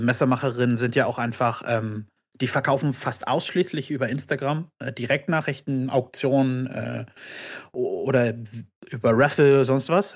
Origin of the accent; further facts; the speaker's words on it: Berlin, Germany; also born or lived in Brandenburg an der Havel; ich komme aus Berlin